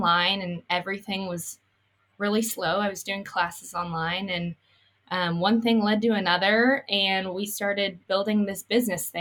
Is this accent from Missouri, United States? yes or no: yes; Columbia, Missouri, United States; I grew up here in Columbia